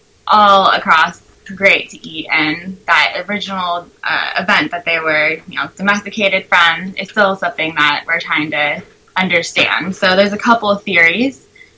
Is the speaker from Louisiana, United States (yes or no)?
no; California, United States; moved away; I am from California originally, and I'm a PhD student in Chris's lab.